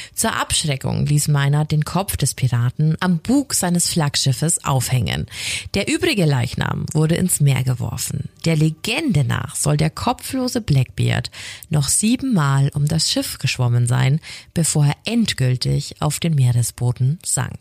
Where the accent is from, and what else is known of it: Franconia, Bavaria, Germany; accent: Franconian